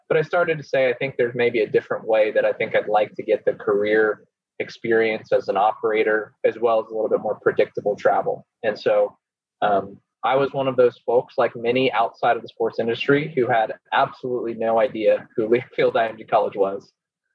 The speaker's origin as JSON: {"language": "English", "region": "Oklahoma", "country": "United States", "also_born_or_lived": "New York City", "moved": "as an adult", "said": "I'm originally from Oklahoma and went to the University of Oklahoma. And so proud Sooner"}